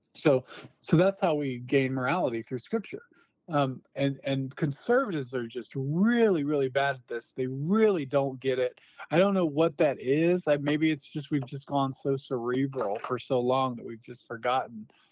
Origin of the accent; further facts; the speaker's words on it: Newport News, Virginia, United States; moved away as an adult; also born or lived in Phoenix, Arizona; now in Moscow, United States; I grew up in Newport News, Virginia